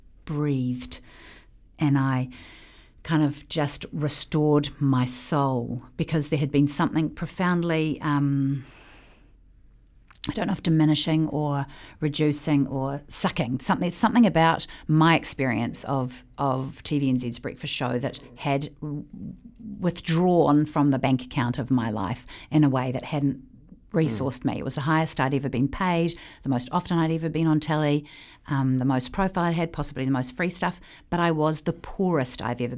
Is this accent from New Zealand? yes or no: yes; New Zealand; I'm a New Zealander.